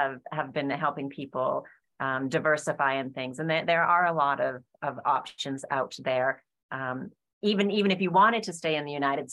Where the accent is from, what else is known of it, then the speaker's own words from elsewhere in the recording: Alberta, Canada; I'm originally from Canada in Alberta